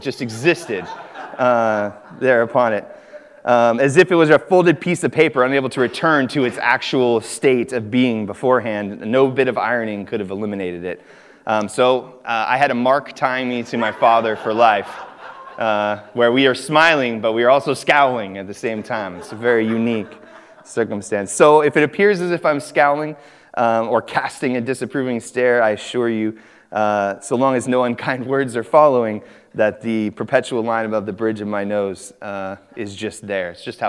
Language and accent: English; California, United States; born there; So I was born in Northern California on an Air Force base just north of Sacramento